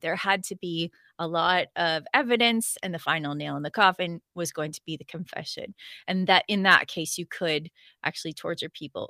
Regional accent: Canada; I'm a Canadian

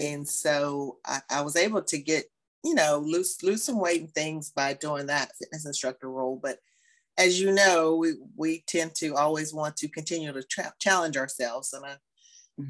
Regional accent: West Virginia, United States; moved away as an adult; also born or lived in Marietta, Georgia; my home state

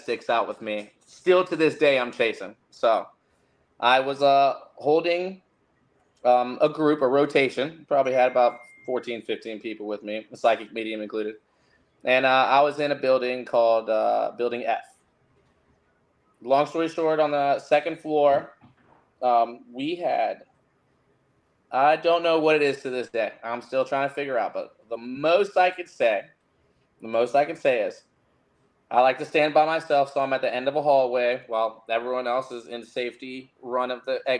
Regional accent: Fredericksburg, Virginia, United States; moved away; I'm originally from Fredericksburg, Virginia, Spotsylvania.

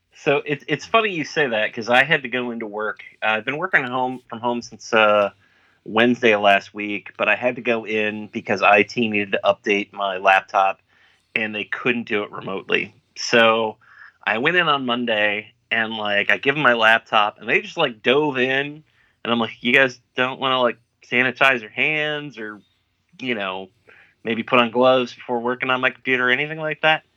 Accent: United States; I'm an American

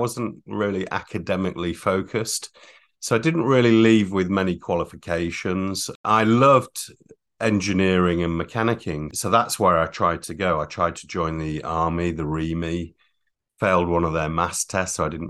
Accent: Catterick, Yorkshire and the Humber, United Kingdom; also born or lived in Germany; Well, we were all born abroad, actually. So Bahrain, Holland, and I was born in Germany. And we settled in Catterick in Yorkshire.

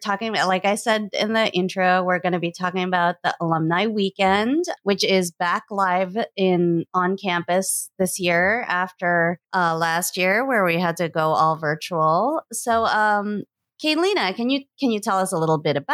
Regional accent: Eastern Canada, Canada; now in New York, United States; I grew up on the eastern side of Canada, in my childhood

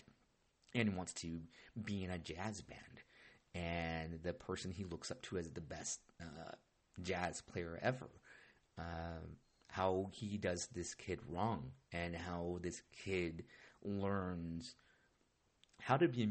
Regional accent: Orange County, California, United States; I grew up in Orange County

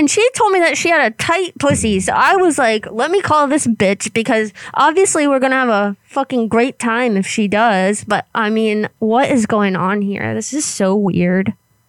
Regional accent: Florida, United States; So we're actually from Florida, but we travel a lot.

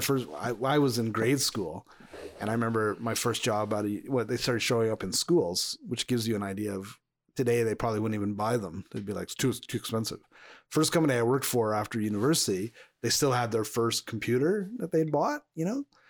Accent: Montreal, Quebec, Canada; now in Alberta, Canada; I grew up in Montreal. I grew up in Quebec

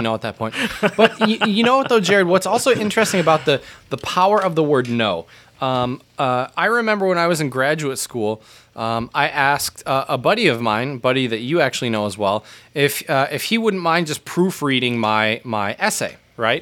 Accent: United States; us both as Americans

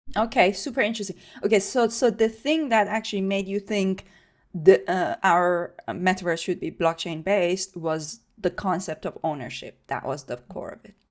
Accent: Iran; moved away; I grew up in Iran

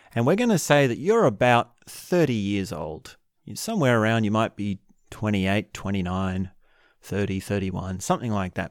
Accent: Australia; I'm from Australia

